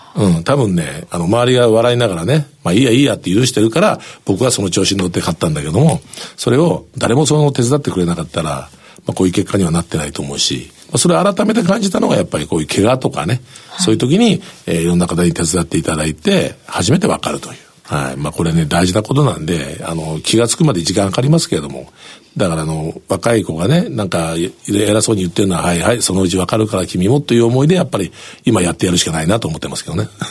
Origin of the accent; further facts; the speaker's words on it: Kurume, Fukuoka, Japan; 僕久留米ですけど